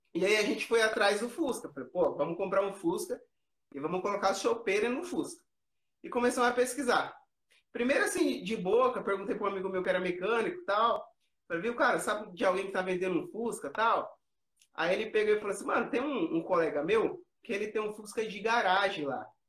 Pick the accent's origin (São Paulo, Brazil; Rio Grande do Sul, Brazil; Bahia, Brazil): São Paulo, Brazil; Americana; a gente é aqui de Americana, interior de São Paulo.